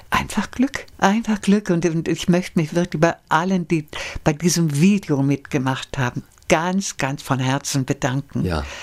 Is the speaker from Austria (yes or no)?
no; Belgium; ja, ich bin Belgier.